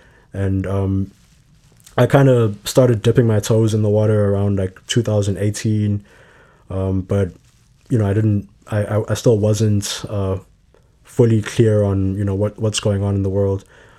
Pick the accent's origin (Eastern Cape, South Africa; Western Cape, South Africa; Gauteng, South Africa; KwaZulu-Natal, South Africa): Gauteng, South Africa; Johannesburg; moved away as an adult; now in Chicago, United States; So I grew up in Johannesburg, South Africa. I moved here for university and here being Chicago for university in 2015.